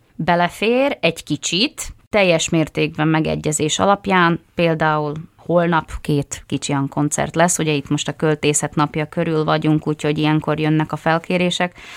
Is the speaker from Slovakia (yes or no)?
yes; Tvrdošovce, Nitra Region, Slovakia; az én szülőfalumban Tardoskedden